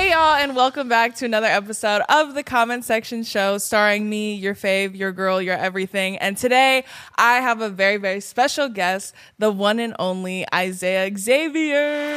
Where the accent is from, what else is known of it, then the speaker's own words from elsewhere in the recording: California, United States; I'm from California